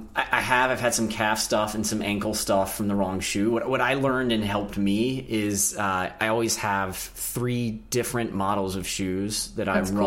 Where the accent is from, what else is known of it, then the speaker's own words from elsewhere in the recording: North Carolina, United States; now in New York City, United States; I'm from North Carolina originally, and it might be sort of a Southern thing